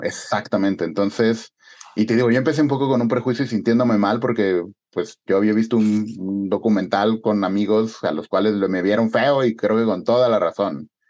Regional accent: Mexico; moved away as an adult; also born or lived in Spain; yo era el único mexicano

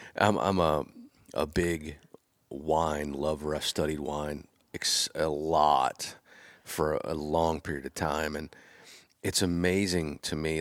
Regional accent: Pennsylvania, United States; I'm from Pennsylvania, so like I bleed blue and white

